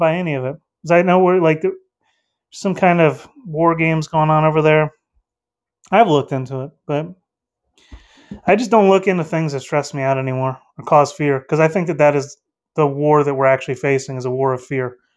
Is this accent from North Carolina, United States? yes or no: yes; North Carolina, United States; Um, I'm from North Carolina. I'm out in the states.